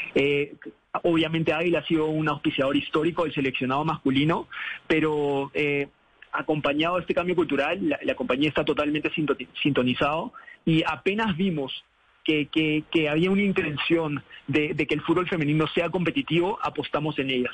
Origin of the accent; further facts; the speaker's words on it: Peru; now in Colombia; siendo peruano